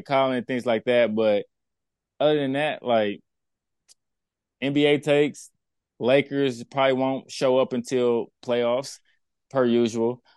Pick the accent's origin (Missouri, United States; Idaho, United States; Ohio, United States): Missouri, United States; Kansas City; also born or lived in Texas; I was raised in Kansas City